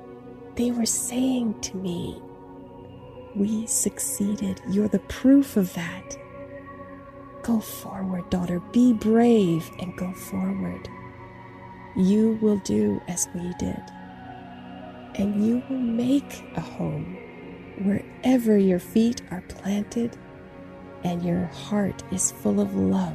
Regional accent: United States; born there; Now, I was born in the United States of America, but it was obvious to me that I was not an indigenous American.

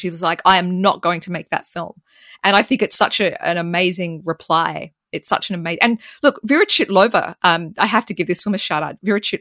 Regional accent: Australia; accent: thick Australian; I'm Australian

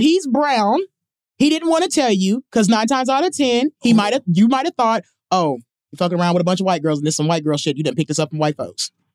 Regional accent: Mississippi, United States; moved away as an adult; also born or lived in Chicago; I'm from Mississippi

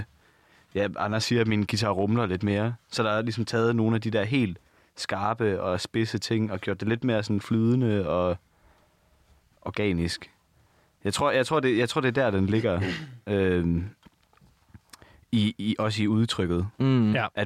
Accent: Denmark; accent: Danish

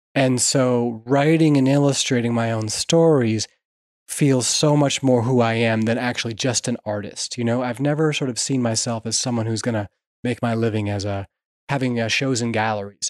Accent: Vermont, United States; I grew up in Vermont and loved the lakes and rivers

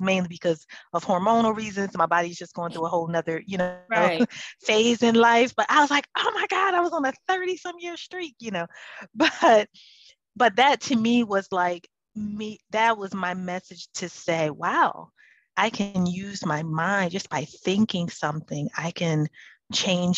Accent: Philadelphia, Pennsylvania, United States; I'm actually from Philadelphia

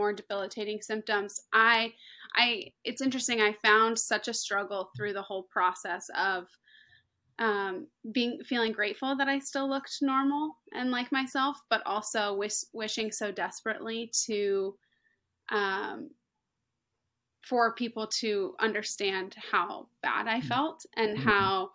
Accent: Hilton Head Island, South Carolina, United States; I was born and raised on Hilton Head, tiny little island

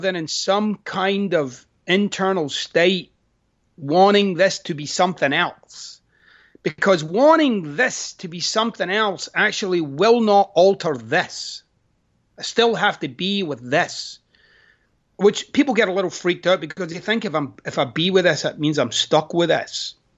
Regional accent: Scotland, United Kingdom; moved away; I'm Scottish.

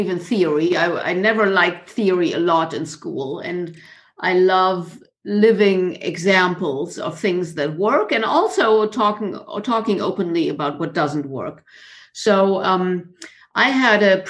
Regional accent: Munich, Bavaria, Germany; moved away as an adult; also born or lived in South Africa / Japan / Florida, United States; I was born in Munich in Bavaria in Germany, which is pretty much south of Germany.

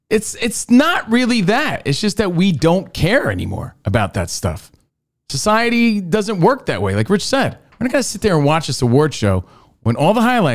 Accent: New Jersey, United States; because I'm from Jersey.

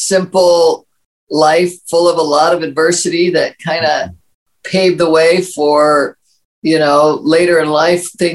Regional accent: Maryland, United States; I grew up in Maryland and very humble beginnings

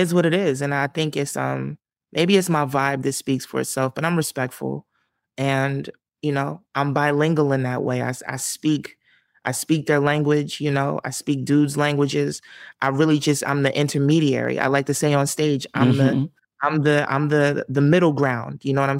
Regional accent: Camden, New Jersey, United States; moved away; also born or lived in Southwest Philadelphia, Pennsylvania / Los Angeles; I'm from Camden. But, you know, I've lived all over South Jersey

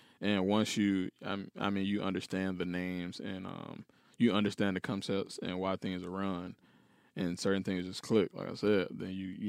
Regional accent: Atlanta, Georgia, United States; No, it's Atlanta. I'm from Atlanta, Georgia.

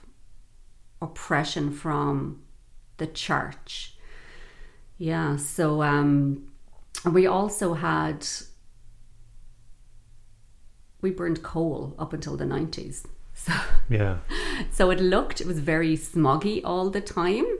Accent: Dublin, Leinster, Ireland; I'm from Dublin City and I'm from the north side of Dublin

